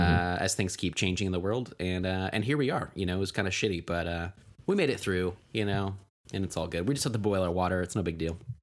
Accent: Tulsa, Oklahoma, United States; moved away; I'm, I'm from Oklahoma. I'm from Tulsa

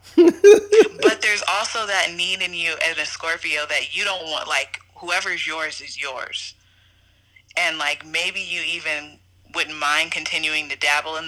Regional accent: San Diego, California, United States; I'm from San Diego, California

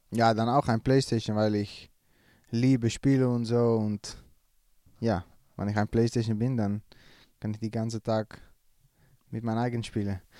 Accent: Netherlands; als Holländer

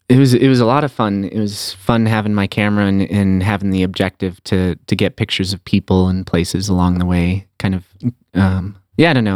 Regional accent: Aspen, Colorado, United States; also born or lived in San Francisco; my hometown of Aspen, Colorado

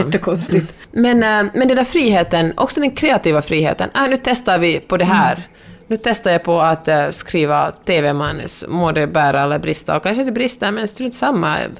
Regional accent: Helsinki, Uusimaa, Finland; born or raised there; now in Los Angeles, United States

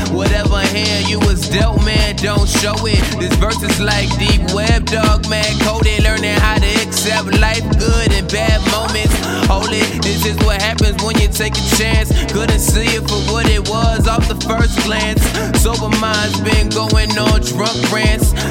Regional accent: Newark, New Jersey, United States; born there; I was born in Newark. Born in Newark.

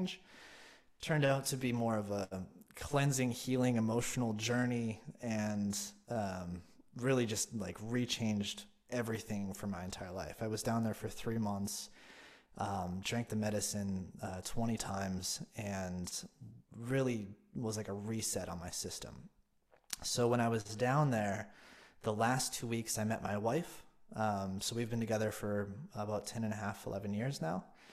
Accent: Devils Lake, North Dakota, United States; moved away as an adult; also born or lived in Colorado / Maui / Kauai; now in North Carolina, United States; I grew up in North Dakota, and I lived right near the reservation

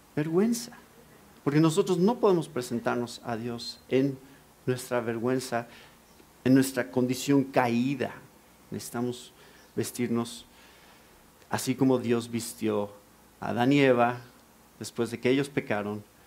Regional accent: Mexico; nací en México, crecí en México, soy mexicano.

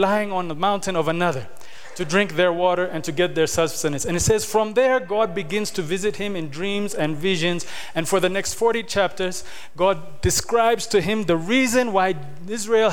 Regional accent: Kenya; now in Ethiopia; When I grew up in Kenya

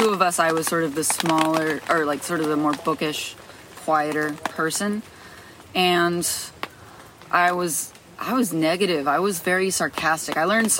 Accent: New Jersey, United States; It was sort of isolating. I had a twin sister.

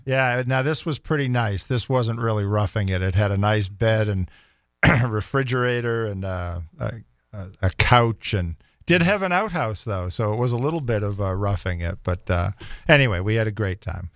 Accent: Boston, Massachusetts, United States; moved away as an adult; now in Jacksonville, United States; growing up in the Northeast

